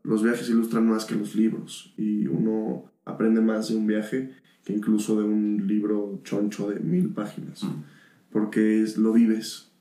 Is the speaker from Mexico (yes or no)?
yes; Mexico; yo que soy mexicano